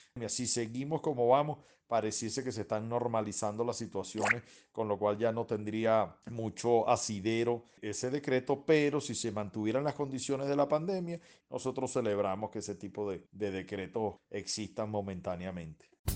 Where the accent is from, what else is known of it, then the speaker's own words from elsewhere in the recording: Venezuela; somos venezolanos